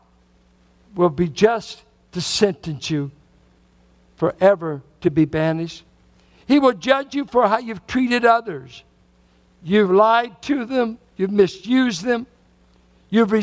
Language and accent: English; Richmond, United States; as a boy growing up in Richmond, I grew up mainly with whites and blacks in Richmond in the 40s and 50s.